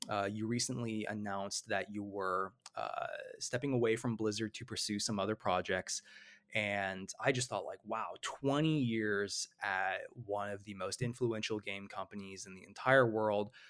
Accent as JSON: {"language": "English", "region": "Illinois", "country": "United States", "moved": "yes", "said": "I'm from Illinois originally"}